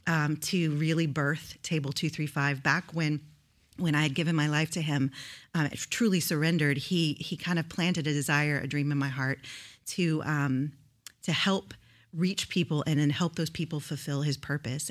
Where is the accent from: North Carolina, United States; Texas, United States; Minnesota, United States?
Texas, United States; Houston; moved away as an adult; now in Rio Grande Valley, United States; I grew up in Houston, Houston, Texas, but I moved to the Rio Grande Valley when I was about twenty-three